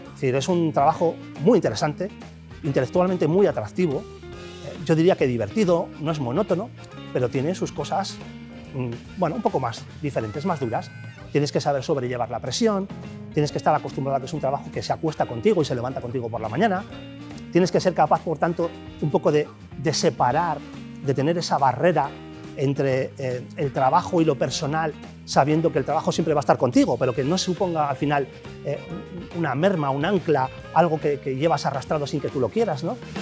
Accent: Castro Urdiales, Cantabria, Spain; moved away; also born or lived in Bilbao / Santander; Nací en Bilbao, sí, nací en Bilbao, pero soy de Castro.

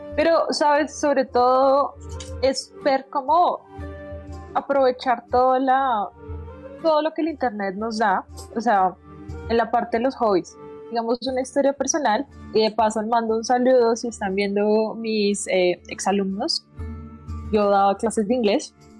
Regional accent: Bucaramanga, Santander, Colombia; yo soy de Bucaramanga. Yo no sé, eh, en Bucaramanga no teníamos tantos canales, literalmente era la parabólica.

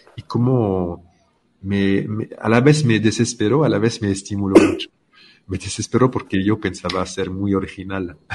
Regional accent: France; soy francés

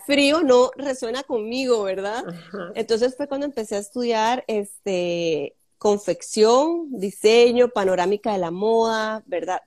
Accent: Sámara, Guanacaste, Costa Rica; yo soy de Samara o sea, nativa eh, samareña

